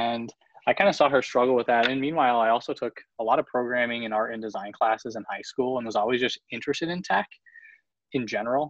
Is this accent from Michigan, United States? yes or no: yes; Michigan, United States; also born or lived in Winnipeg, Manitoba, Canada; I'm originally from Winnipeg, Manitoba, up in the middle of nowhere in Canada. Moved to Michigan with my parents when I was nine.